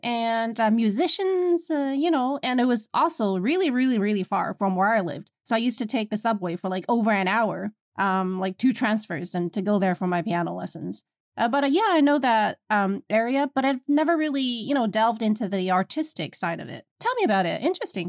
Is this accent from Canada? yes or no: no; Beijing, China; I'm from Beijing, China